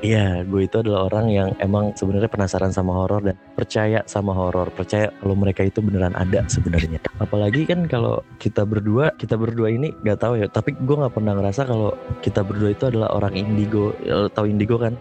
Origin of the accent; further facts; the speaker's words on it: Bekasi, West Java, Indonesia; gue dari Bekasi